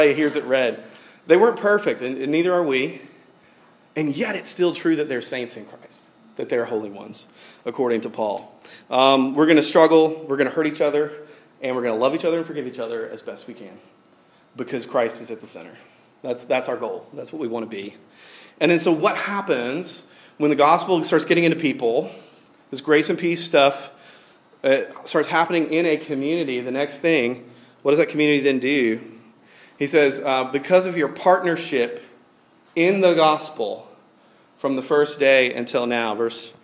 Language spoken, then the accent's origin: English; Tuscaloosa, Alabama, United States; moved away; I grew up in Tuscaloosa, Alabama, which is like University of Alabama